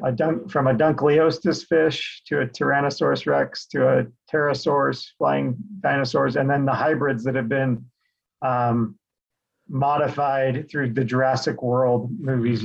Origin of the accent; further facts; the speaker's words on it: Sandy, Utah, United States; also born or lived in South Jordan, Utah; was born and raised in Salt Lake City, Utah, actually, Sandy